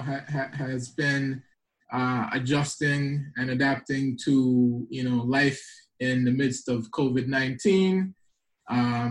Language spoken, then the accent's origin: English; U.S. Virgin Islands; moved away; also born or lived in Antigua; Eastern Caribbean island called Antigua and raised in St. Thomas, U.S. Virgin Islands.